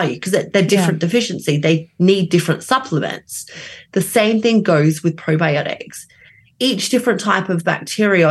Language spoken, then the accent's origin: English; Australia; now in London, United Kingdom; I am Australian